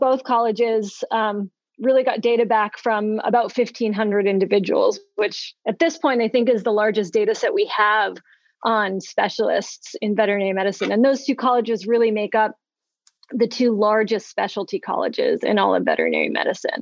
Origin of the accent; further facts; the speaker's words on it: East Coast, United States; moved away as an adult; now in Madison, United States; I'm from the East Coast, did my training at Cornell and then Penn, and I've been at Madison since then